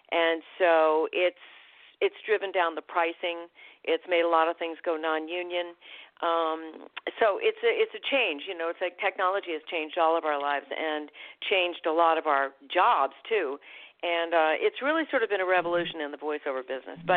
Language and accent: English; Vermont, United States; born there; accent: New England; also born or lived in Boston / Providence / upstate New York; So I was born in Vermont. I lived outside of Boston, and then I lived outside of Providence, and then I moved to upstate New York, which was very fortunate for a person who was going to ultimately be a voice actor because I had a very thick New England accent.